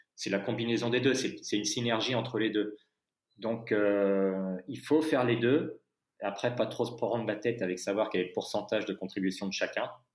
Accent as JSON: {"language": "French", "country": "France", "said": "je suis français"}